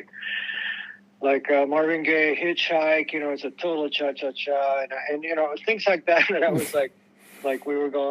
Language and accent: English; Puerto Rico; moved away; also born or lived in New York / Los Angeles; I was born in Puerto Rico, and the music I learned, you know, I heard as a child growing up